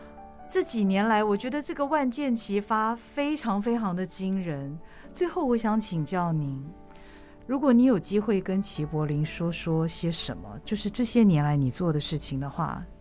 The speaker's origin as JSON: {"language": "Chinese", "country": "Taiwan", "said": "因为我们都是台湾人，我们都住在这个岛上。"}